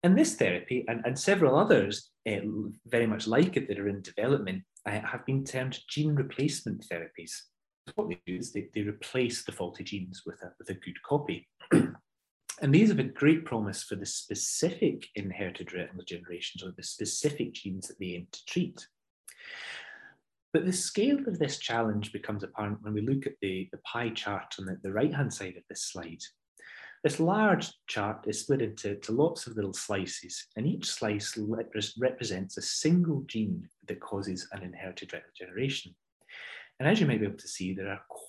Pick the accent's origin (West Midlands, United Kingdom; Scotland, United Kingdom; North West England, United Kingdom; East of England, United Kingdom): Scotland, United Kingdom; Ayrshire; moved away as an adult; also born or lived in Glasgow / Oxford; now in London, United Kingdom; I'm not originally an EastEnder. I'm from Ayrshire, but I've been down south for many years working at Moorfields